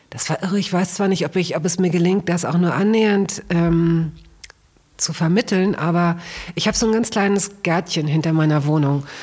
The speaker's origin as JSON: {"language": "German", "town": "Hanover", "region": "Lower Saxony", "country": "Germany", "said": "ich komme aus Hannover und da gab es äh, so, da gab es eine ganz lebendige und sehr kreative Punk-Szene."}